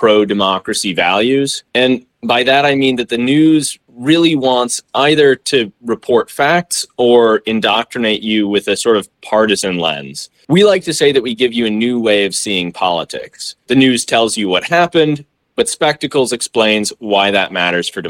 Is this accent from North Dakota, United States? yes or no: no; Kansas City, Missouri, United States; I'm from Kansas City, Missouri